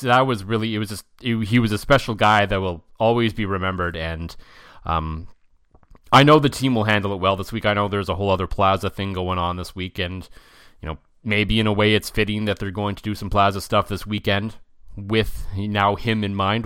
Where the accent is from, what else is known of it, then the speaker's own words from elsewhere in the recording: Ottawa, Ontario, Canada; now in Saskatchewan, Canada; I grew up in Ottawa